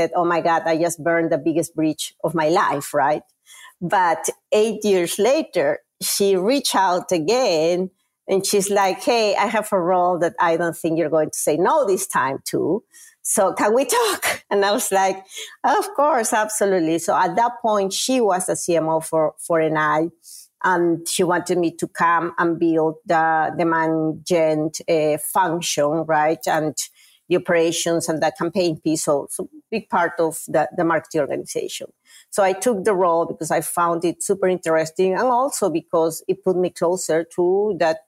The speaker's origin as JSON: {"language": "English", "country": "Peru", "second_language": "English", "moved": "as an adult", "lives_now": "United States", "said": "I am originally from Peru, South America"}